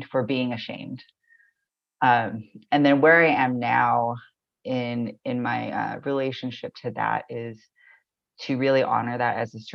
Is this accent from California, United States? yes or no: yes; Corona, California, United States; now in Baltimore, United States; I was born in Southern California, I believe Tongva land